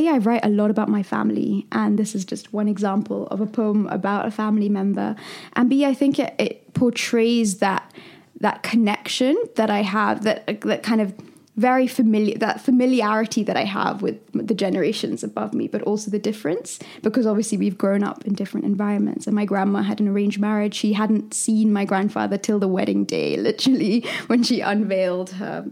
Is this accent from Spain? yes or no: no; London, United Kingdom; also born or lived in Dubai / Philippines / India; I am from London and also from India.